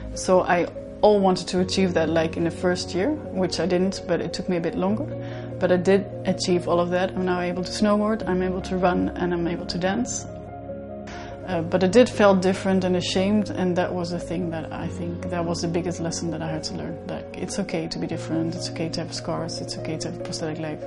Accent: Netherlands; I'm from the Netherlands

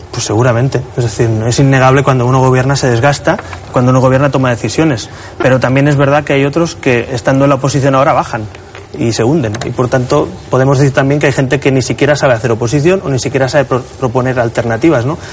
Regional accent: Catalonia, Spain; En mi tierra

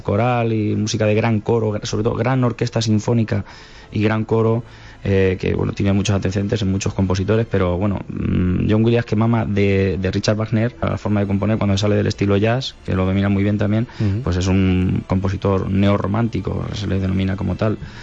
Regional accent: Calzada de Calatrava, Castilla-La Mancha, Spain; la banda de mi pueblo, siendo adolescente

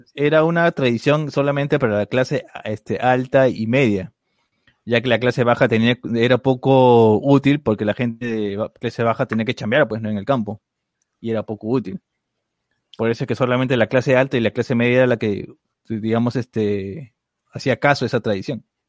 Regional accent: Peru; Deberíamos saber como peruanos

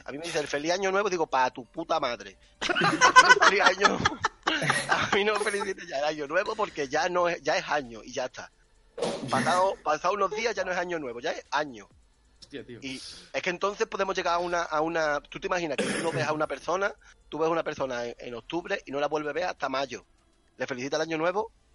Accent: Ardales, Andalusia, Spain; En Ardales, en mi pueblo se llama Ardales

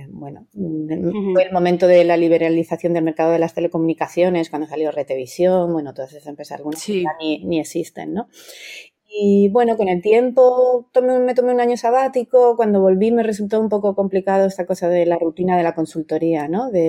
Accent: Madrid, Community of Madrid, Spain; also born or lived in England; yo soy madrileña y estudié matemáticas los últimos años de mi carrera. Estudié en Inglaterra y cuando volví a España

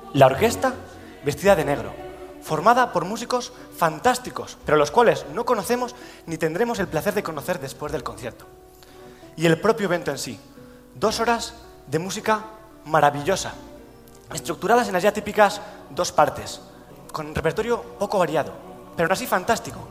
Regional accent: Soria, Castile and León, Spain; moved away as an adult; now in Madrid, Spain; yo soy de Soria y llegué aquí a Madrid

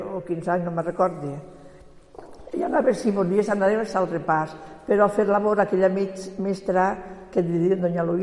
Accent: Quart de Poblet, Valencian Community, Spain; born there; Jo a quart.

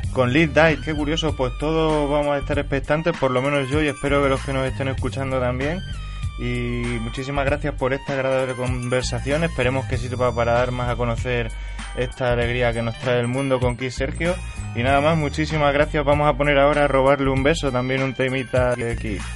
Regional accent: Extremadura, Spain; yo también soy extremeño

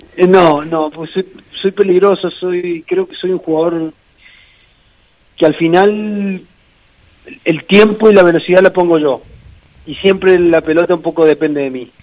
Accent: San Luis, Argentina; moved away as an adult; also born or lived in Santander, Spain / Madrid, Spain; now in Valladolid, Spain; en mi ciudad

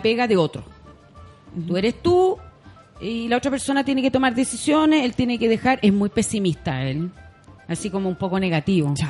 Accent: Punta Arenas, Magallanes and Chilean Antarctica, Chile; moved away; yo vengo de Punta Arenas

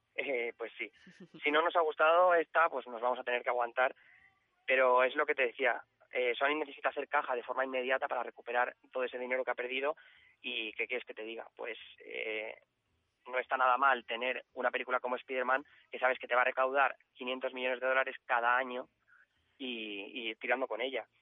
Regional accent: Valencian Community, Spain; como somos de la Comunidad Valenciana

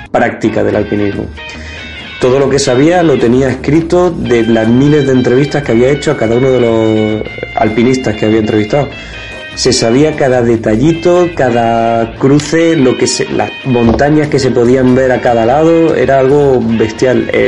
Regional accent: Andalusia, Spain; tampoco sé pronunciar Ascensión porque soy andaluz

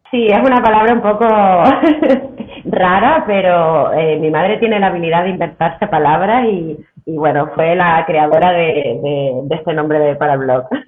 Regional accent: Canary Islands, Spain; moved away as an adult; los canarios siempre eh, tenemos esta fama, ¿no? De, presumir mucho de lo nuestro

